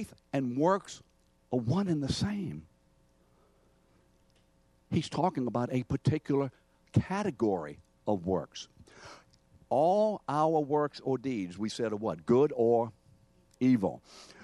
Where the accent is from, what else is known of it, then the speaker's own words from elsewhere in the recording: New Orleans, Louisiana, United States; New Orleanians, you know, we have very close veins, not varicose. We say your mom and them